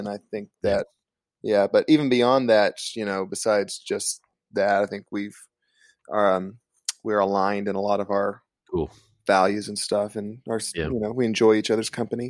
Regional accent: Kentucky, United States; I'm from like there's like 3,000 people in my hometown, so it's kind of a small town in southeastern Kentucky

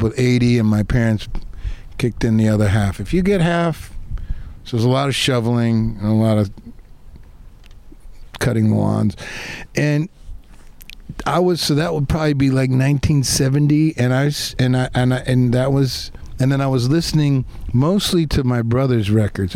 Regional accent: outside of Detroit, Michigan, United States; I grew up outside of Detroit, Michigan

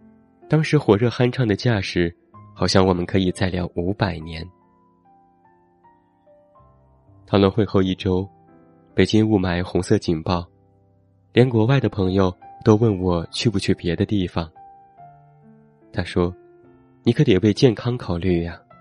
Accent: Xi'an, Shaanxi, China; also born or lived in Hangzhou; now in Beijing, China; 我从小在西安长大，大学在杭州待了四年，之后短暂出国，现在又回到了北京。

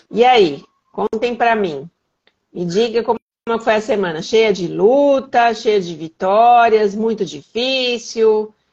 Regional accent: São Paulo, Brazil; now in Minas Gerais, Brazil; Eu sou paulistana, apesar de morar em Minas.

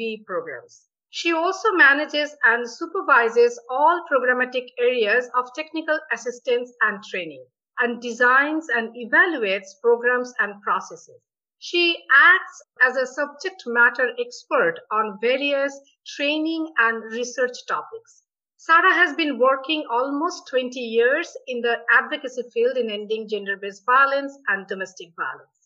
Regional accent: India; moved away; I came from India

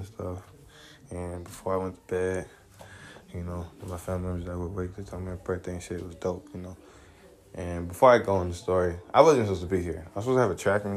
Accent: Decatur, Georgia, United States; I'm from Decatur, East Atlanta, Zone 6

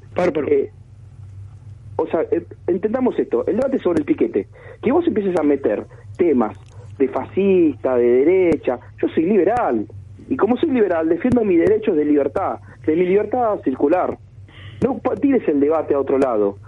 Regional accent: Argentina; somos muchos los argentinos

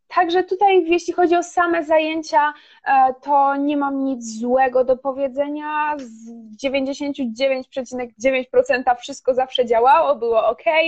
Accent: Silesian Voivodeship, Poland; ja jestem ze Śląska i e, do Katowic mam 40 minut autem

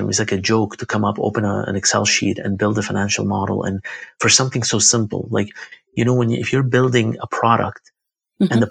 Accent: Baghdad, Baghdad Governorate, Iraq; born there; I was born in Baghdad, Iraq.

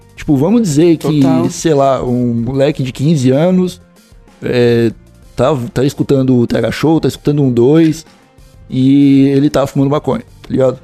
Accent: Santa Catarina, Brazil; sou de Santa Catarina

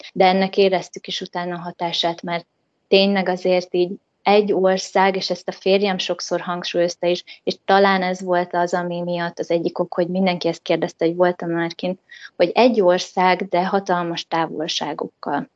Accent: Hungary; moved away as an adult; also born or lived in United States; én magyar lány vagyok, én ide tartozom

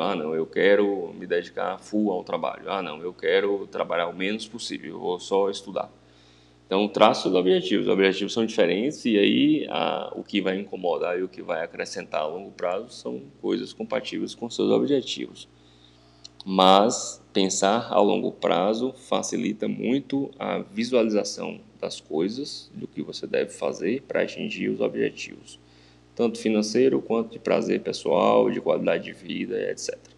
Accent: Vitória da Conquista, Bahia, Brazil; moved away as an adult; Eu sou natural de, de Vitória da Conquista, cidade né, do interior da Bahia

